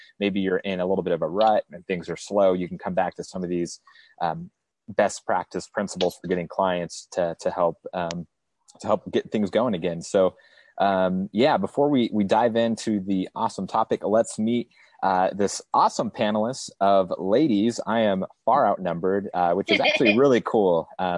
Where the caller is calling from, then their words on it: San Clemente, California, United States; I am broadcasting from San Clemente, California.